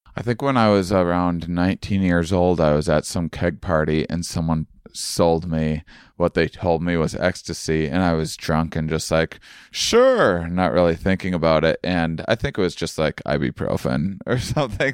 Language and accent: English; Onalaska, Wisconsin, United States; moved away; my hometown of of uh, Onalaska, Wisconsin